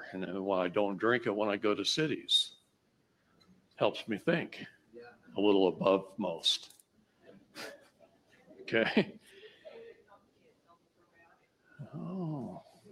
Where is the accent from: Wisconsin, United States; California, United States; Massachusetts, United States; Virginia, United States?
Wisconsin, United States; I grew up in Wisconsin